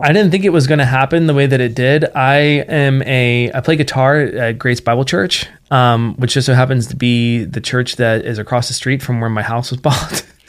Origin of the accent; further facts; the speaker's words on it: Martinsburg, West Virginia, United States; moved away as an adult; now in Treasure Valley, Idaho, United States; my hometown in particular, uh, which is Martinsburg, West Virginia